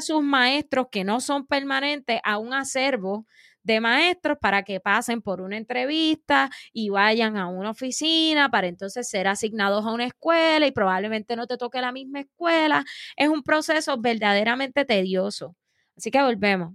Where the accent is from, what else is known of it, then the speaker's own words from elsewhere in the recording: Puerto Rico; como pueblo puertorriqueño